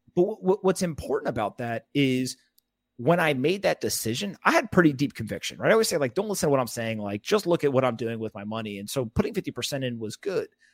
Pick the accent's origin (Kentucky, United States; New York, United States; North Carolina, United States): North Carolina, United States; Raleigh; also born or lived in South Florida; I grew up in, uh, Raleigh, North Carolina